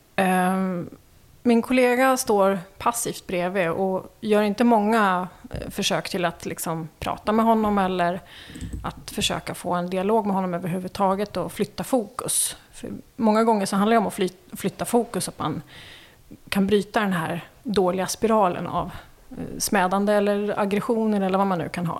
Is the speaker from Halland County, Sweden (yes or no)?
no; Märsta, Stockholm County, Sweden; also born or lived in Värmland / Helsingborg / Umeå; jag är född i eh, Värmland men eh, uppväxt i Märsta.